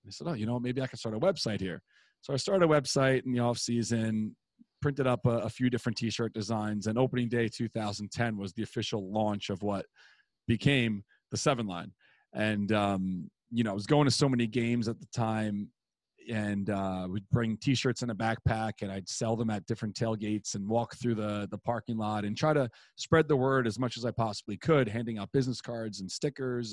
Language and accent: English; New York City, New York, United States; growing up in Queens, I lived in Douglaston at the time